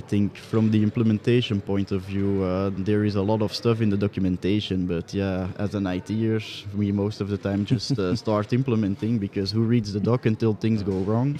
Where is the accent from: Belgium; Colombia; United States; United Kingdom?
Belgium; I'm also from Belgium.